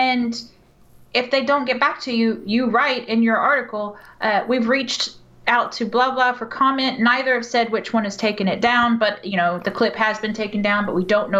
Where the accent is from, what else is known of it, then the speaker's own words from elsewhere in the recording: Houston, Texas, United States; Growing up in Houston, where NASA is located